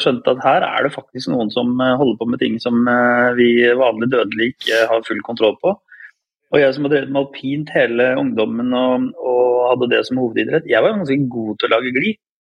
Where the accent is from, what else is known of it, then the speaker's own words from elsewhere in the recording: Råde, Viken, Norway; also born or lived in Bodø, Norway; jeg har vokst opp i Råde i Østfold, selv om jeg ble født i Bodø.